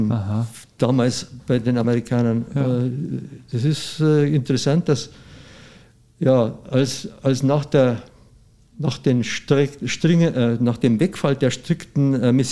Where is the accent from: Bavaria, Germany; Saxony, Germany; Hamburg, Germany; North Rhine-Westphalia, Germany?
Bavaria, Germany; bei uns in Bayern gibt es ja da nichts